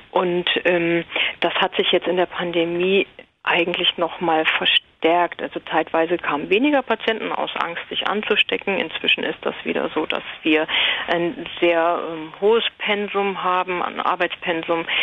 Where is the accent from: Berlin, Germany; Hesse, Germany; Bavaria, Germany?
Hesse, Germany; Ähm, ich komme aus Hessen, ähm, im Umkreis von Frankfurt, nordöstlich